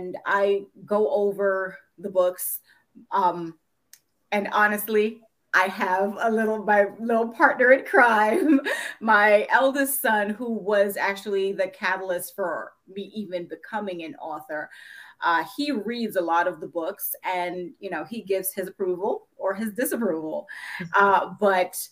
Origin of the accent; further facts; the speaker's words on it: New York City, New York, United States; moved away as an adult; also born or lived in Jamaica; now in Northern Virginia, United States; I grew up in Brooklyn, New York, but where there were plenty of Black people around, but we live in Northern Virginia